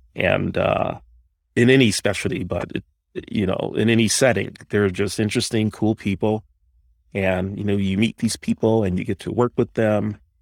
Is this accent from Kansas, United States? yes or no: no; Detroit, Michigan, United States; I was born and raised in Detroit